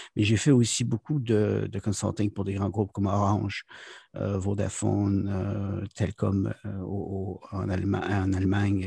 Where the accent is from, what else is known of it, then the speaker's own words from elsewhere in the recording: Quebec, Canada; moved away as an adult; now in South Korea; je suis originaire du Québec